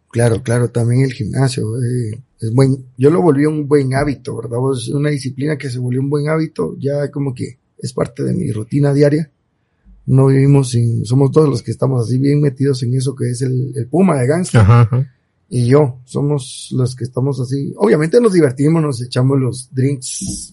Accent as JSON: {"language": "Spanish", "town": "Cobán", "region": "Alta Verapaz", "country": "Guatemala", "said": "Yo soy 100% cobanero, eh, amo mi tierra, viva la tierra de Carlos V, Cobán"}